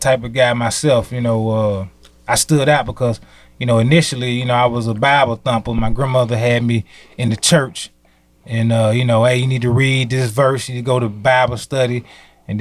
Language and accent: English; Chattanooga, Tennessee, United States; Born and raised in Chattanooga, Tennessee